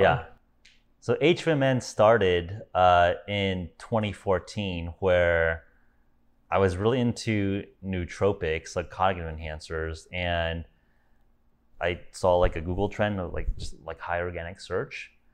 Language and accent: English; Los Angeles, California, United States; moved away as an adult; also born or lived in Silicon Valley; now in Miami, United States; I'm originally from California, born and raised in Los Angeles.